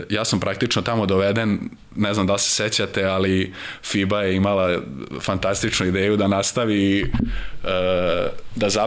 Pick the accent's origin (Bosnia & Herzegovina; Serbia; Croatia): Serbia; Vojvodina; mislim ja sam Vojvođanin